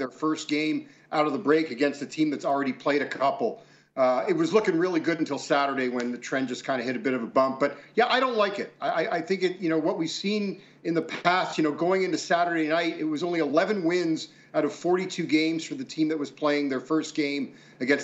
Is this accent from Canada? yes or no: yes; Toronto, Ontario, Canada; growing up in Toronto and being a huge Bills fan